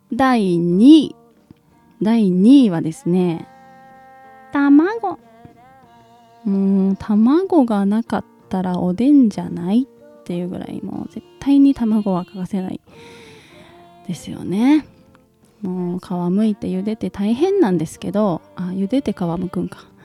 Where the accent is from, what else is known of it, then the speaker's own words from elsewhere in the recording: Kansai, Japan; also born or lived in Hyogo; 光くんと私が関西人なので